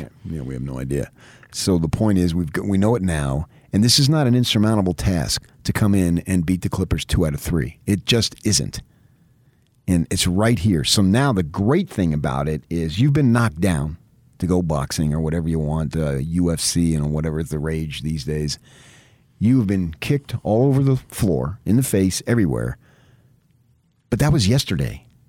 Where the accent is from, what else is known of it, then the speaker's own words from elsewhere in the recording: United States; We're American